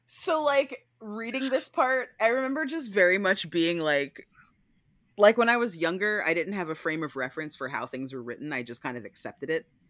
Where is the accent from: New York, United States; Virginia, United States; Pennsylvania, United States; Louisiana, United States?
Pennsylvania, United States; moved away; I'm from Pennsylvania, so I grew up